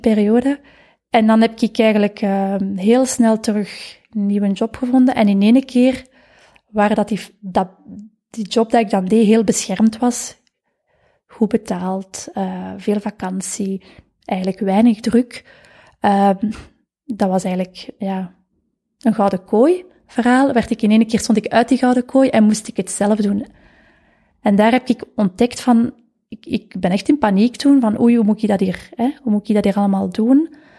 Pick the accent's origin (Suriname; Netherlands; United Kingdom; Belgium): Belgium; Vilvoorde, Flanders; Ik ben van Vilvoorde. Afkomstig